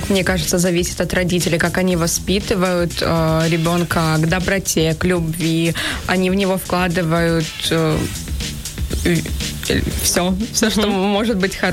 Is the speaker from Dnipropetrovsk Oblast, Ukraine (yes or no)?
yes; Dnipro, Dnipropetrovsk Oblast, Ukraine; now in Kyiv, Ukraine; Ні, я народилася в Дніпропетровську.